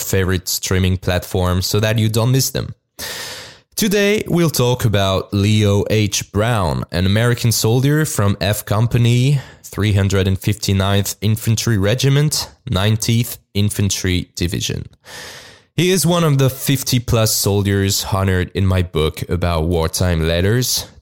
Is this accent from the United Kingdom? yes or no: no; France; accent: French; English is a second language; my French accent